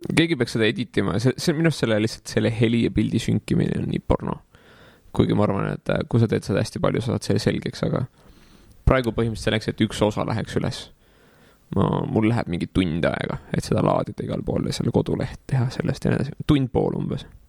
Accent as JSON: {"language": "Estonian", "town": "Tallinn", "region": "Harju County", "country": "Estonia", "tie": "born or raised there", "also_born_or_lived": "Paide"}